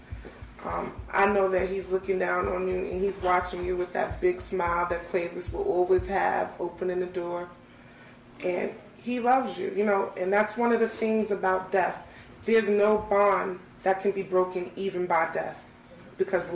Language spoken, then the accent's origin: English; Hempstead, New York, United States; I'm from Terrace